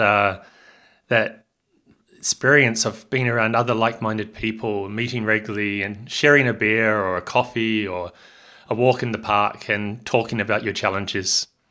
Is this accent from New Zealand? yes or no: yes; Hamilton, Waikato, New Zealand; also born or lived in Australia; now in Barcelona, Spain; I'm from Hamilton in New Zealand, in the North Island, uh, a little bit south of Auckland